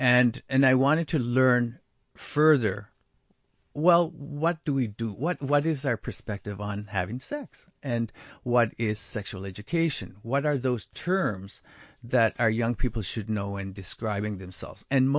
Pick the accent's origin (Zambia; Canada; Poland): Canada; I grew up first in Neskazoni First Nation, where it's Mi'kmaq speaking.